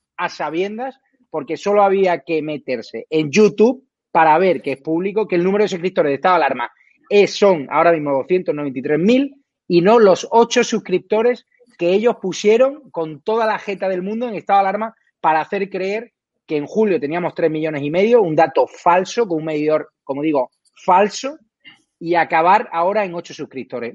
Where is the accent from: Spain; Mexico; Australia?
Spain; Nosotros tenemos el derecho como españoles